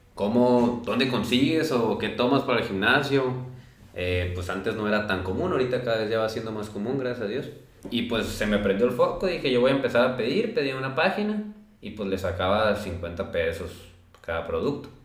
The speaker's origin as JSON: {"language": "Spanish", "town": "Los Mochis", "region": "Sinaloa", "country": "Mexico", "moved": "yes", "lives_now": "Guadalajara, Mexico", "said": "soy de aquí de Los Mochis, actualmente estoy en Guadalajara"}